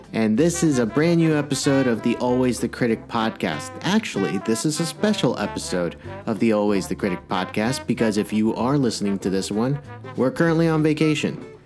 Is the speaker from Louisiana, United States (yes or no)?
no; Massachusetts, United States; accent: Boston; I'm from Massachusetts, and that is a god horrendous accent